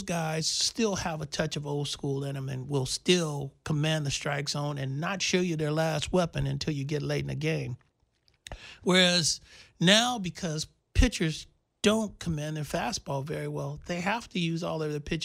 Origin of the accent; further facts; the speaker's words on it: Oakland, California, United States; my hometown